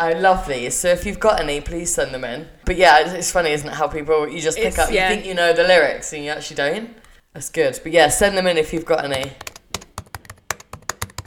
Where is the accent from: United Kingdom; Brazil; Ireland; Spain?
United Kingdom; England; We're from England.